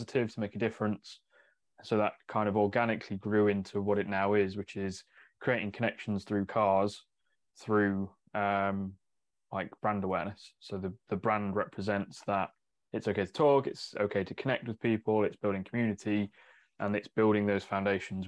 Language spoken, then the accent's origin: English; Mansfield, East Midlands, United Kingdom; now in Northamptonshire, United Kingdom; I'm technically from further north than here. Like Mansfield way is kind of where I grew up.